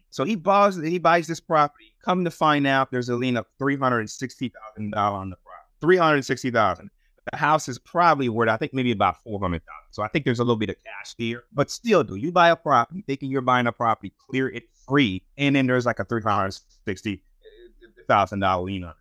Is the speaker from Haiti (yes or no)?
yes; Haiti; now in United States; I'm from Haiti